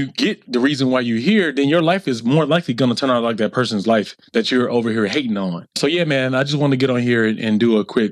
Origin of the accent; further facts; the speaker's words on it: the South, United States; me growing up in the South